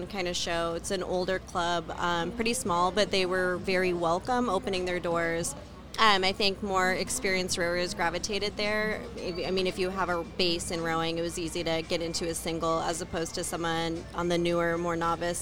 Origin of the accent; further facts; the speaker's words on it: Seattle, Washington, United States; I'm from Seattle, Washington. Grew up in Seattle